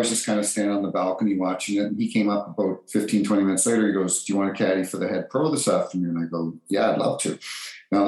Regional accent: New Brunswick, Canada; also born or lived in Toronto, Ontario; I was born in Toronto and was put up for adoption, and a few months later was adopted. The family then moved to New Brunswick and grew up

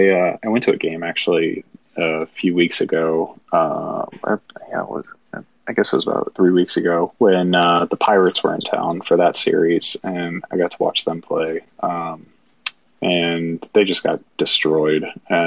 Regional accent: St. Louis, Missouri, United States; now in Nashville, United States; Right now I'm in Nashville, but originally from St. Louis.

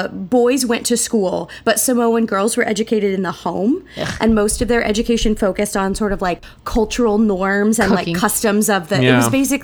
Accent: United States; as an American

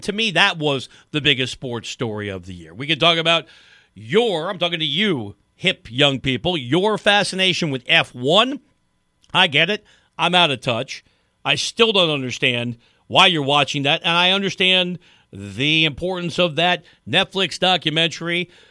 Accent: just outside the Bronx, New York, United States; moved away; I grew up just outside the Bronx. I went to high school in the city

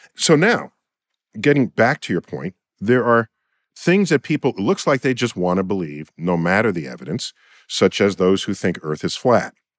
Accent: New York City, New York, United States; In my hometown, New York City

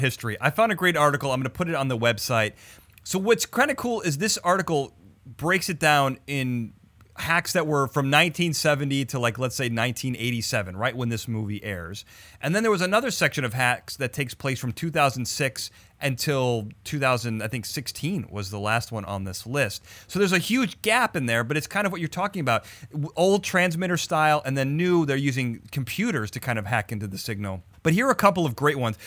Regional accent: Chicago, Illinois, United States; this is in Chicago, my hometown

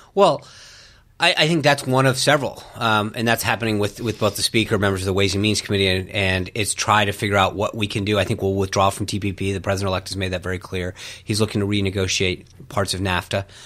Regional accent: Rhode Island, United States; moved away; I grew up in Rhode Island.

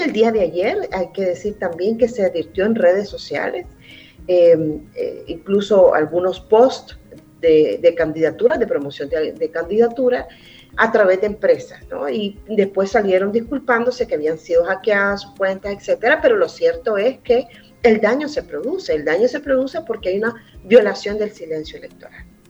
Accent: El Salvador

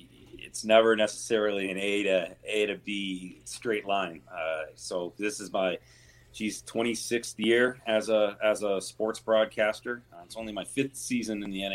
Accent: Michigan, United States; now in Seattle, United States; I grew up playing hockey in Michigan

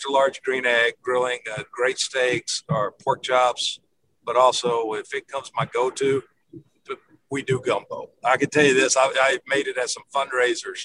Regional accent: Memphis, Tennessee, United States; I grew up in Memphis.

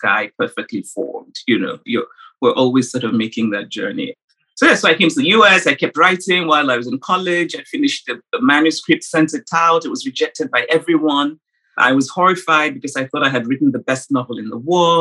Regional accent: Nsukka, Enugu State, Nigeria; born or raised there

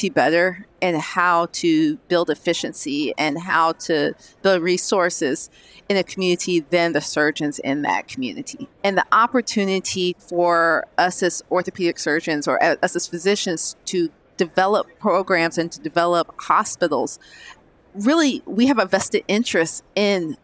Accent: Georgia, United States; I'm originally from Georgia

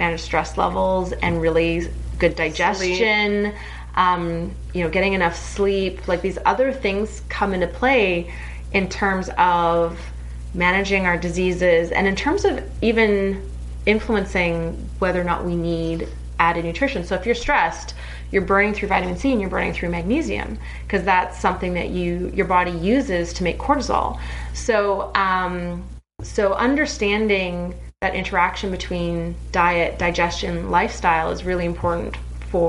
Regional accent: Canada; I'm Canadian

